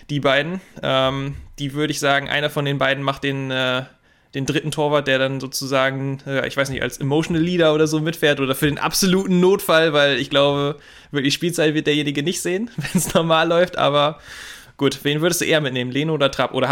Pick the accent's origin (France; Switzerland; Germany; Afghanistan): Germany; Bremen; Als Bremer ist mir das in Erinnerung geblieben.